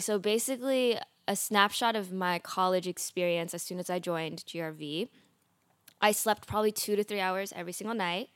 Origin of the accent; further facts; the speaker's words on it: Oakland, California, United States; in Oakland, California, where I was born